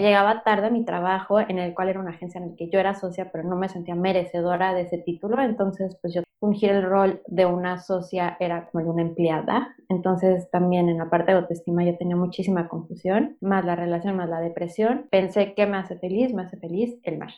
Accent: Mexico City, Mexico; moved away as an adult; now in Playa del Carmen, Mexico; yo soy originaria de la Ciudad de México

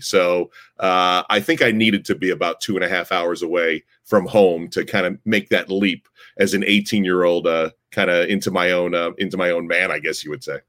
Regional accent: Guilderland, New York, United States; also born or lived in Liberty, New York; where I grew up in Gilderland, we had a raised ranch

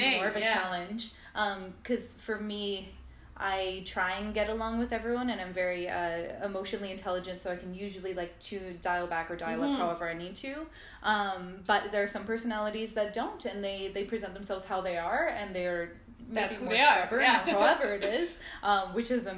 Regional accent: Ladner, British Columbia, Canada; I grew up in Ladner, which is a small town

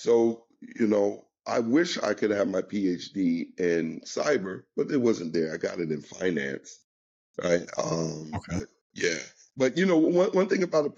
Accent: New York, United States; I'm from New York.

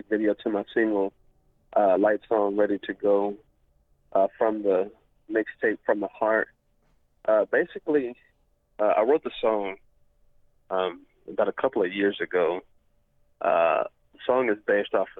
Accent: Cleburne, Texas, United States; my hometown of Cleburne, Texas

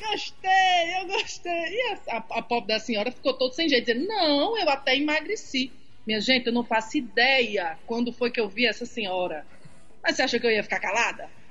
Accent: Jardim do Seridó, Rio Grande do Norte, Brazil; Eu sou de Jardim do Seridó, uma cidade bem pequenininha, do lado de Caicó

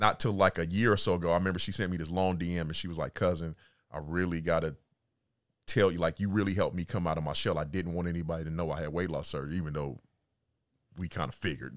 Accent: California, United States; moved away as an adult; also born or lived in Atlanta / Mississippi / Little Rock / DMV; I was born and raised in California.

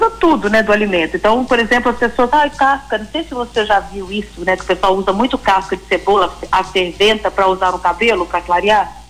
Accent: Piauí, Brazil; born there; Olha, eu sou nascida no Piauí.

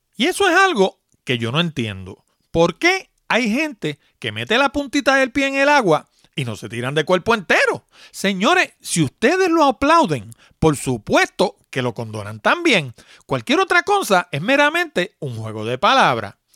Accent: New York City, New York, United States; moved away; yo también soy de allá de Nueva York, nací en, en Manhattan precisamente, y vivía en la 161 West

